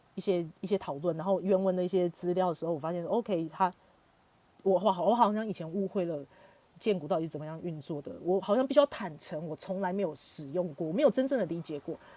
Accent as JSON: {"language": "Chinese", "town": "Hsinchu", "country": "Taiwan", "tie": "born or raised there", "said": "新竹就是我的故乡嘛"}